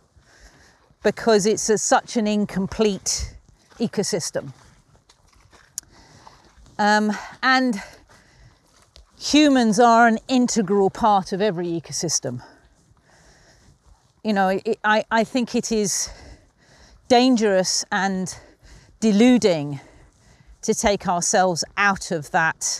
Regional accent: London, United Kingdom; moved away as an adult; I was brought up in suburban London, but I've been up here since 1988

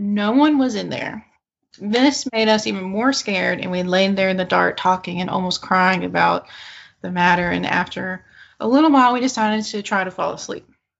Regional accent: Arkansas, United States; I am from Eastern Arkansas, and the birthday party was about 20 minutes outside of Stuttgart, Arkansas

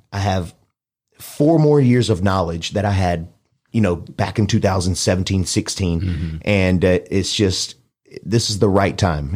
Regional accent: Mobile, Alabama, United States; moved away; also born or lived in Dallas, Texas; I'm from Mobile, Alabama

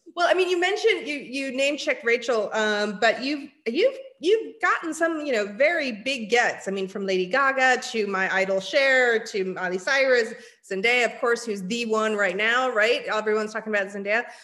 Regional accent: San Francisco, California, United States; I'm born and raised in San Francisco

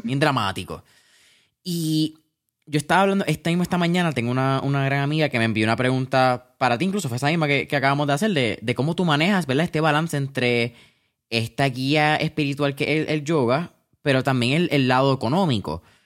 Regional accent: Puerto Rico; nosotros quizás como puertorriqueños tenemos una, ah, una cultura bastante interesante

